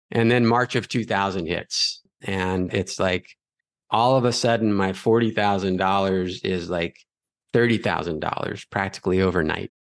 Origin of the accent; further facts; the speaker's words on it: Los Angeles, California, United States; growing up in Los Angeles